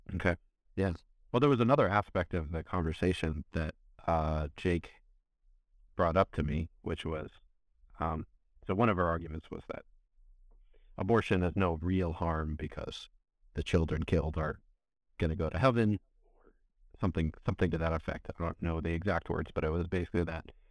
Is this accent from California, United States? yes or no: yes; California, United States; I grew up in California